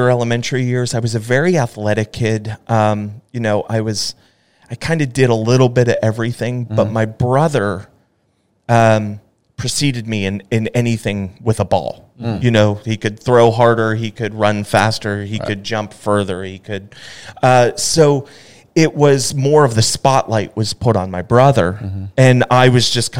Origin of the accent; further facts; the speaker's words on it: Pittsburgh, Pennsylvania, United States; now in Dallas, United States; growing up in Pittsburgh, especially in a football family